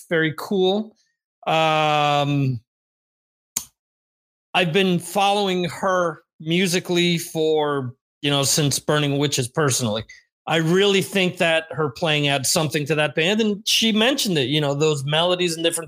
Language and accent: English; New Jersey, United States; now in Cantabria, Spain; I was born and grew up in New Jersey